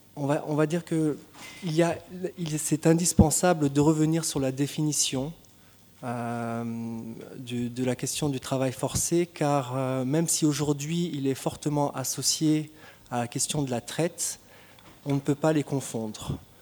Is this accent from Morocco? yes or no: no; Tunisia; je suis tunisien